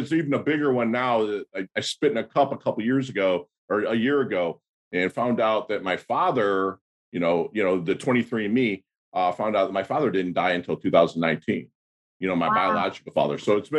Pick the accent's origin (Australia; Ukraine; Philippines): Philippines; born there; But I was born in 1972 in the Philippines. My mother is Filipino. My father was an American GI that just kind of knocked her up and left.